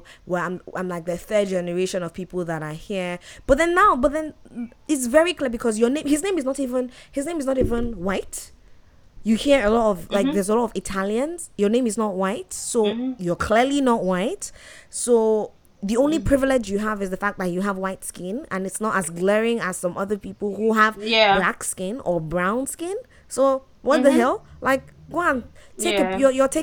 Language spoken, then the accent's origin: English; Nigeria; moved away as an adult; now in Canada; I'm from Nigeria